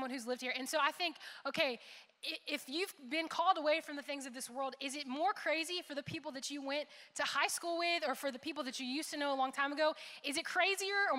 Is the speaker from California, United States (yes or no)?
no; Jacksonville, Florida, United States; moved away as an adult; now in Kentucky, United States; I was from Jacksonville, Florida